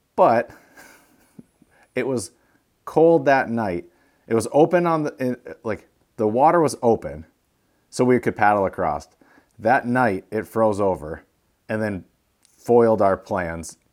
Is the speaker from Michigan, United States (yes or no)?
yes; Sault Ste. Marie, Michigan, United States; moved away; we're from Sault Ste. Marie, and the trails led right to where our old house was when we grew up.